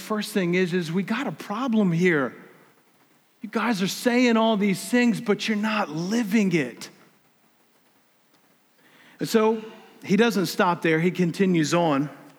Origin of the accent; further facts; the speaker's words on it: South Carolina, United States; I'm from South Carolina. Look, don't get me wrong. I love South Carolina, man.